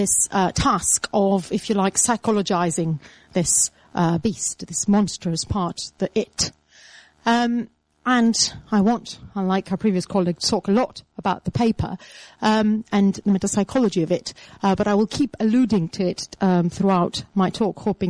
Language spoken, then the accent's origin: English; Attica, Greece; moved away; Attica, my hometown